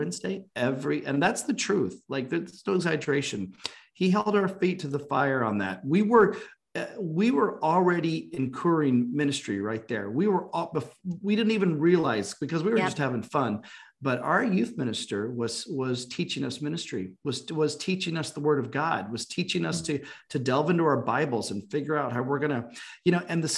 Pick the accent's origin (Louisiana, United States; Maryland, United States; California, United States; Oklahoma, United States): Oklahoma, United States; we grew up in Oklahoma